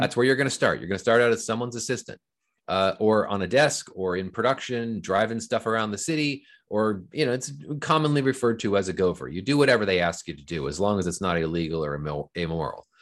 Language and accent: English; Fullerton, California, United States; I grew up in Southern California. I lived in Orange County, California, which is in, in a, in a town called Fullerton